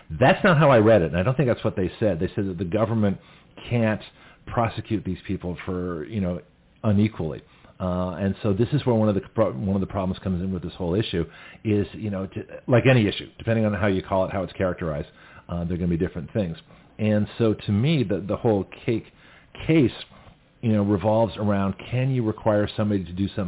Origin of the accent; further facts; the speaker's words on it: Canada; now in United States; So nobody knew I was from Canada to Australia to the United States. And so here I am. I've been in the country four years